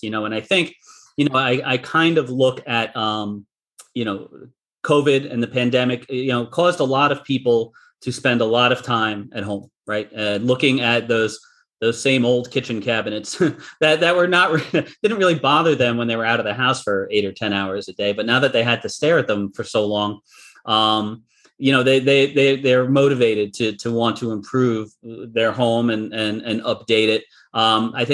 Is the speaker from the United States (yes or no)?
yes; Long Island, New York, United States; as a kid growing up on Long Island, my father was a general contractor